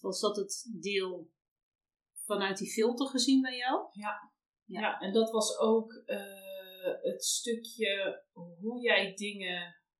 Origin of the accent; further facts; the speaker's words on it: North Brabant, Netherlands; we komen allebei uit Brabant